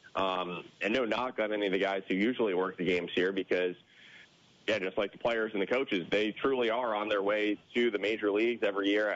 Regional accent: New Jersey, United States; moved away; I grew up in New Jersey

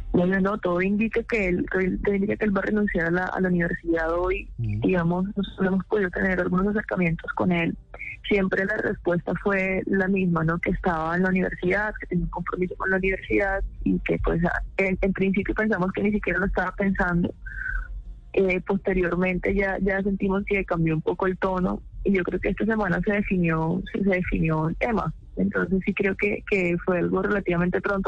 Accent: Colombia; como colombianos

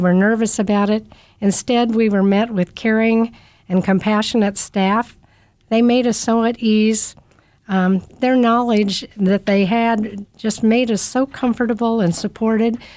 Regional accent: Kansas City, Kansas, United States; also born or lived in South Dakota; I grew up a poor kid in K C K, And I've lived my whole life in, in the Kansas City area

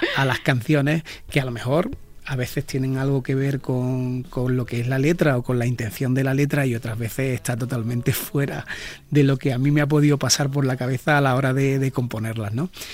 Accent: Jerez de la Frontera, Andalusia, Spain; haber nacido donde yo nací, en Jerez de la Frontera

